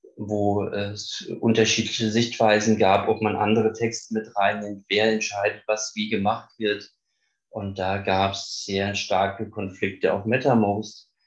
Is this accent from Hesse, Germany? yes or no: yes; Frankfurt, Hesse, Germany; ich komme aus Frankfurt